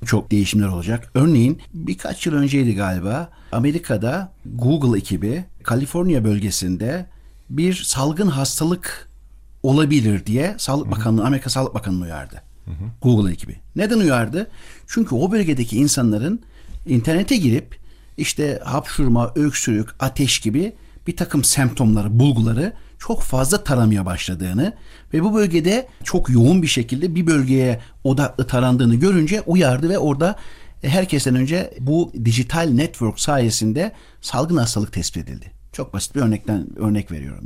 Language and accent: Turkish; Kayseri Province, Turkey; moved away as an adult; also born or lived in United States; now in Ankara, Turkey; 1971 Kayseri doğumluyum. Babam öğretmen. Kısaca bundan bahsetmek istiyorum. Cumhuriyetin verdiği imkanlarla ilkokula köyde başlayarak daha sonra Kayseri, sonra Ankara